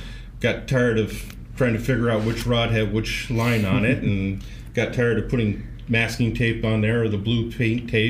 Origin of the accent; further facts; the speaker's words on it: Florida, United States; moved away as an adult; now in California, United States; I grew up in Florida. My backyard was a dock